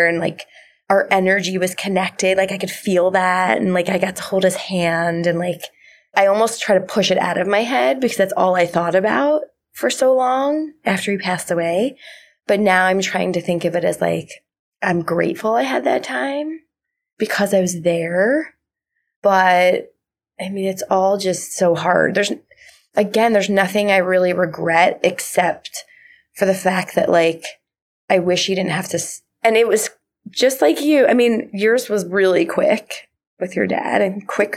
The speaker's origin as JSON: {"language": "English", "region": "New Jersey", "country": "United States", "moved": "yes", "said": "I'm from New Jersey originally"}